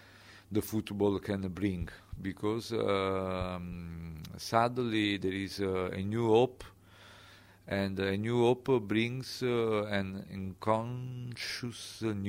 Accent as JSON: {"language": "English", "town": "Naples", "region": "Campania", "country": "Italy"}